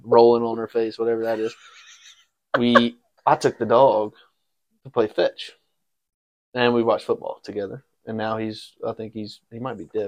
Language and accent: English; Brandon, Mississippi, United States; also born or lived in Memphis, Tennessee; now in Texas, United States; I am from the great city of Brandon, Mississippi.